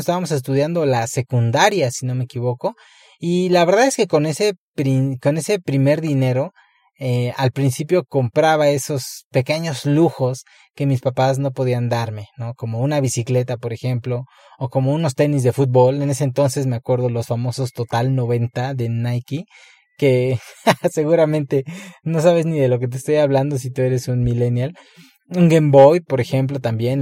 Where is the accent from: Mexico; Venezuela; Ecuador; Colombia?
Mexico; Puebla; no nací en una gran metrópoli, nací en Puebla